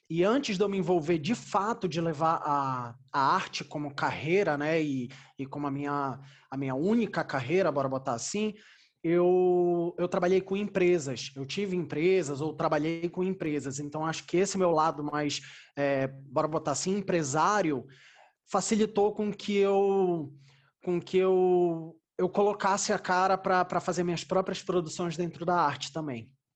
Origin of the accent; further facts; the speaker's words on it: Belém, Pará, Brazil; moved away as an adult; now in São Paulo, Brazil; eu sou de Belém do Pará. Lá eu fiz os meus primeiros espetáculos